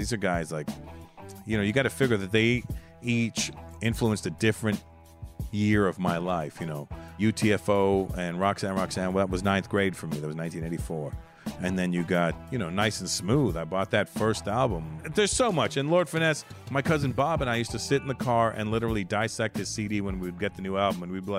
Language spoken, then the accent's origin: English; Canada; Well, you're Haitian. I'm Canadian, so they're either coming to get you or me.